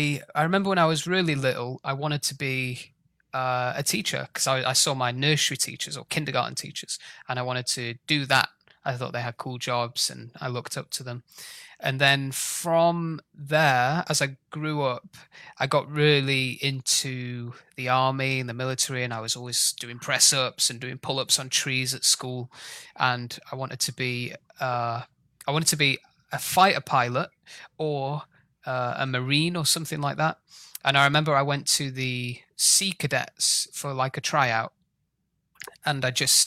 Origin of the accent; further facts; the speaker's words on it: Sheffield, Yorkshire and the Humber, United Kingdom; I grew up in Sheffield in the north of England in South Yorkshire.